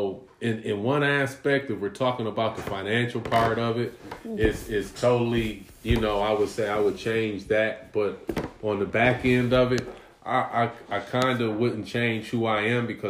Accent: United States; I'm American

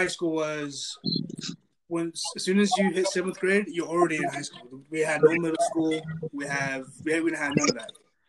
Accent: Southern Utah, United States; moved away; I come from Southern Utah.

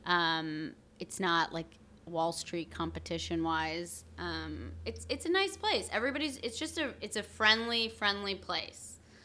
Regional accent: outside of Burlington, Vermont, United States; now in New York, United States; I grew up in Vermont, a lot of skiing

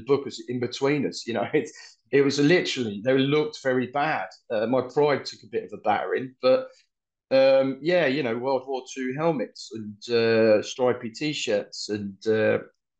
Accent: London, United Kingdom; accent: Cockney; moved away as an adult; also born or lived in Mariupol, Ukraine; now in Dnipro, Ukraine; my Russian's okay, but I still talk with a Cockney accent

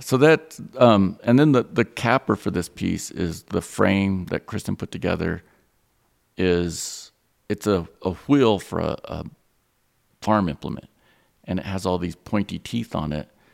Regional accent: Roswell, New Mexico, United States; Growing up in Roswell, I had an overload of seeing Peter Hurd

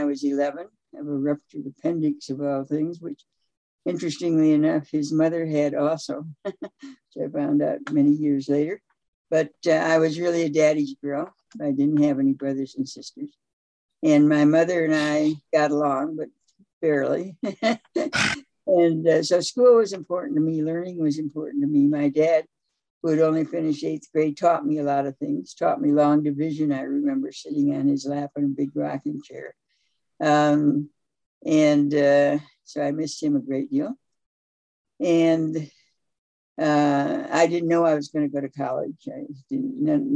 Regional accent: Grand Rapids, Michigan, United States; moved away as an adult; also born or lived in Holland, Michigan; I was born in Grand Rapids, Michigan. Moved to Holland, Michigan, which is about 25 miles away for high school

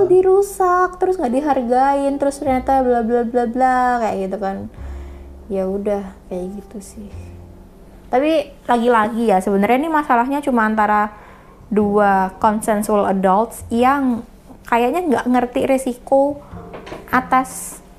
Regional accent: Indonesia; karena kan mau, mau gimana kita dari kecil diajarkannya di Indonesia ini ya nggak kayak gitu kan

